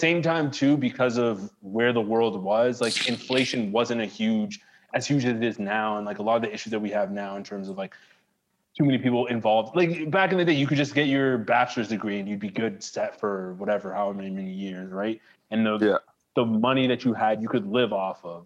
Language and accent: English; Toronto, Ontario, Canada; I grew up in Toronto